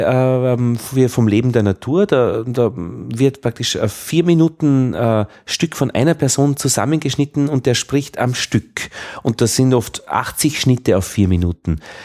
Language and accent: German; Upper Austria, Austria; accent: Upper Austrian; ich als Oberösterreicher habe dieses, hab sehr weit oben, Lei, Lei, Ei, Ei. Man hört mich am Ei.